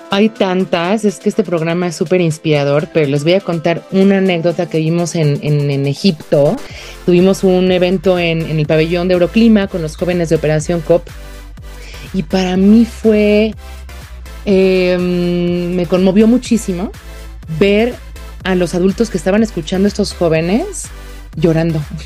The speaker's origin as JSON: {"language": "Spanish", "country": "Mexico", "said": "como mexicana"}